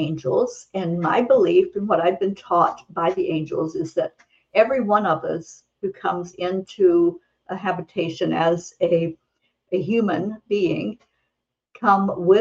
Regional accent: the hills of Kentucky, United States; moved away; I grew up in a big family. There were 13 children in my family. I was number 9, and it was in the hills of Kentucky. I grew up in the Appalachian Mountains

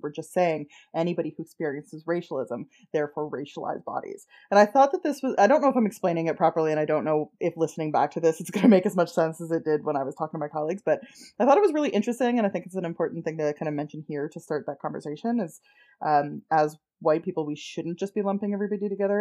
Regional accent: Canada; we're Canadian

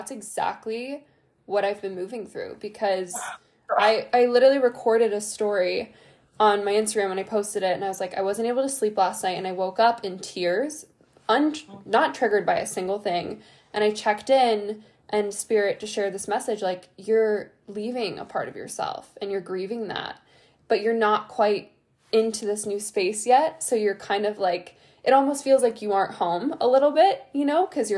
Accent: Ohio, United States; moved away as an adult; also born or lived in Italy / California; I've been in Ohio, my hometown, since December

